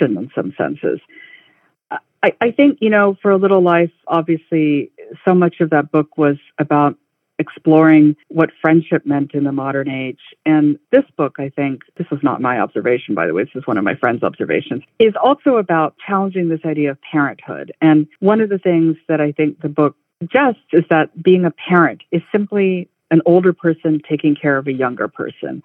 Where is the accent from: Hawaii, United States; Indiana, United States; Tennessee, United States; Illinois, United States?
Hawaii, United States; I am a fourth generation resident